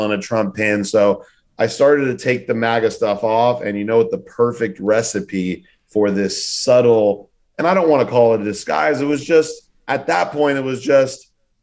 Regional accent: Los Angeles, California, United States; now in New York, United States; from California, from LA, living in New York

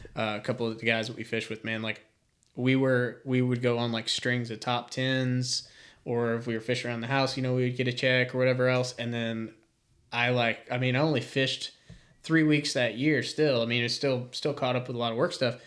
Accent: Raleigh, North Carolina, United States; I grew up in Raleigh

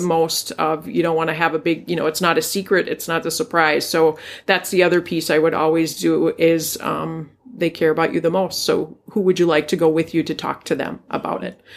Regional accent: Duluth, Minnesota, United States; I grew up here in Duluth

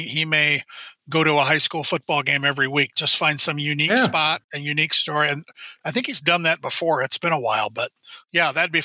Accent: Midwest, United States; I'm a Midwesterner.

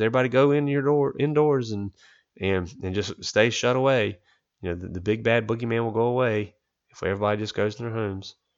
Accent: United States; as much as I love being an American

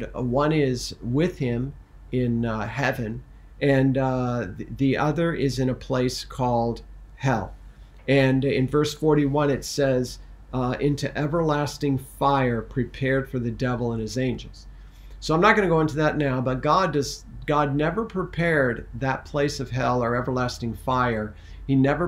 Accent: Missouri, United States; I was born in Missouri

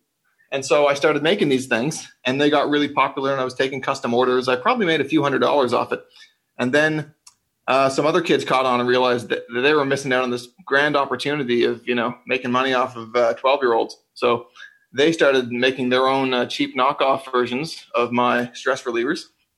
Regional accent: St. John's, Newfoundland and Labrador, Canada; So I grew up in St. John's

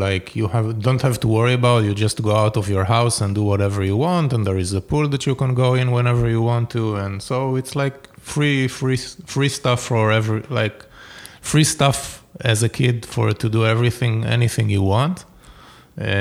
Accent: Givat HaShlosha, Central District, Israel; born or raised there; also born or lived in Jerusalem

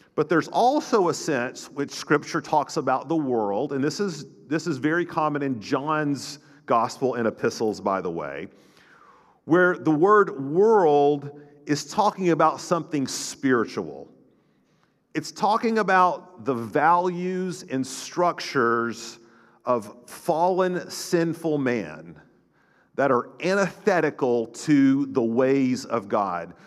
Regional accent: North Florida, United States; growing up in North Florida, we, in the Panhandle

